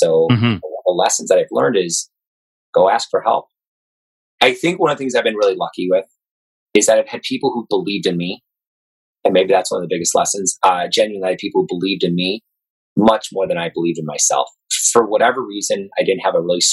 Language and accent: English; Chicago, Illinois, United States; Born and raised in Chicago